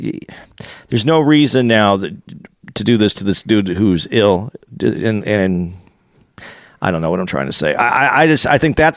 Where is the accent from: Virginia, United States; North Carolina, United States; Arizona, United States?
Arizona, United States; Tucson; I'm from Tucson, Arizona